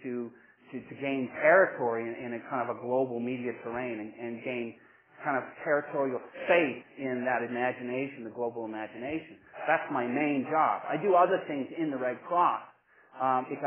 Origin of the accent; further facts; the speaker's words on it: Texas, United States; moved away as an adult; also born or lived in Alberta, Canada / Lethbridge, Canada; I grew up in Texas. I was born in Alberta, and when I finished school in Texas, I said, I want to be a Canadian, so I came here